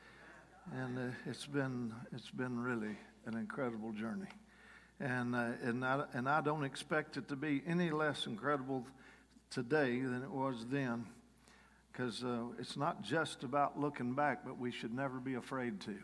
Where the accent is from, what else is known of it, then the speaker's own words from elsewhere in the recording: Kentucky, United States; moved away; I'm from Kentucky. I sort of left Kentucky the week I got saved in one way or another. I got saved at a rock and roll dance in my hometown at a National Guard Armory